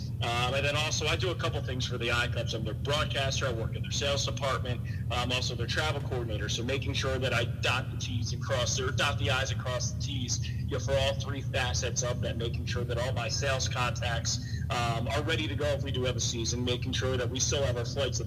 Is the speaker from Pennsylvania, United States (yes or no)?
yes; Philadelphia, Pennsylvania, United States; moved away as an adult; also born or lived in Indiana; now in Iowa, United States; I grew up in Philadelphia. I went to school about 25 minutes outside of downtown Philadelphia.